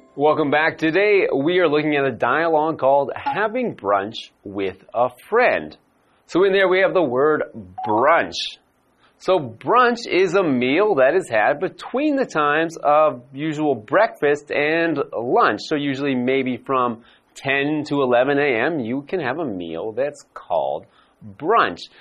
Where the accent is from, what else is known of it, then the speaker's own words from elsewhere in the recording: Vancouver, British Columbia, Canada; my hometown is Vancouver in Canada.